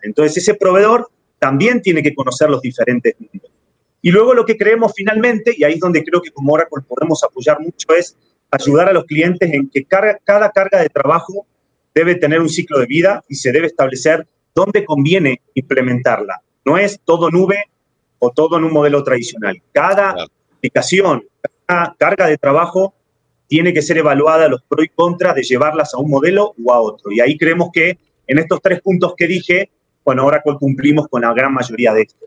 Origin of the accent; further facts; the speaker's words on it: Argentina; moved away as an adult; now in Mexico; Yo soy argentino, pero llevo cinco años viviendo en México.